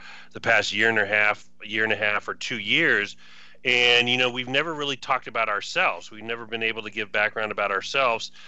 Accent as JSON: {"language": "English", "region": "Southern California", "country": "United States", "tie": "born or raised there", "moved": "yes", "said": "I grew up in Southern California"}